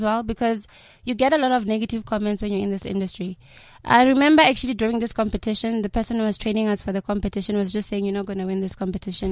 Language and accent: English; Limpopo, South Africa; moved away; I'm from Limpopo